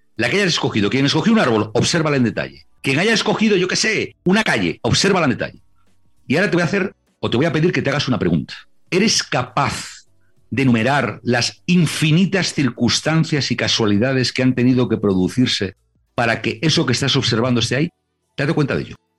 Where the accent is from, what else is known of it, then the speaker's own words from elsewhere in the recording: Santander, Cantabria, Spain; Cuando yo era pequeño, y veía en casa de mis abuelos, en Santander, en Cantabria, en España